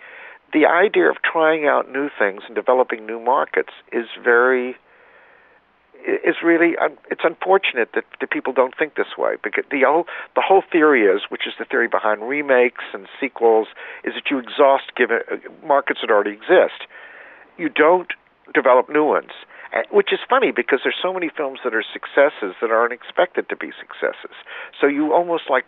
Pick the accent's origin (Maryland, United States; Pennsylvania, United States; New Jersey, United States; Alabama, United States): Alabama, United States; I grew up in in Alabama